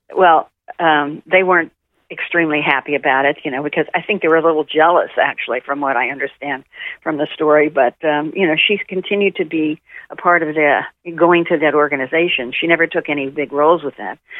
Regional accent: Tulsa, Oklahoma, United States; moved away; I grew up in Tulsa, Oklahoma, which was very homogenous at the time

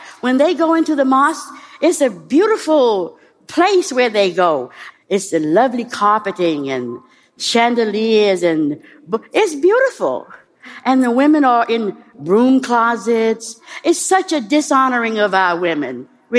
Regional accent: the South, United States; moved away; I didn't become a Muslim, certainly, to sit in the back of the bus. I grew up in the South.

